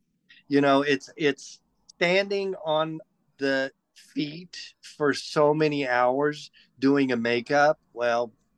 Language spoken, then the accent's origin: English; Atoka, Oklahoma, United States; moved away as an adult; also born or lived in Durant, Oklahoma / Los Angeles; So I was basically born in Durant, but raised in Atoka, Oklahoma, with four siblings